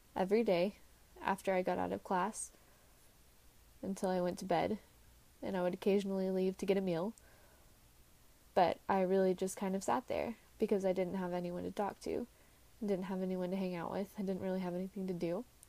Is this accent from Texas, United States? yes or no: yes; Texas, United States; Now, I lived in Texas, and instead of being two hours from home, I wanted to move five hours from home.